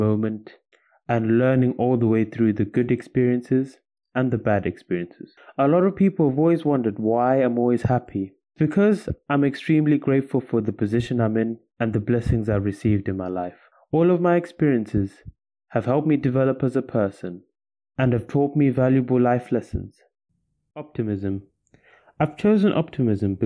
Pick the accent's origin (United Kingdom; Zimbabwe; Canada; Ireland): Zimbabwe; moved away as an adult; returned home to my home country in Zimbabwe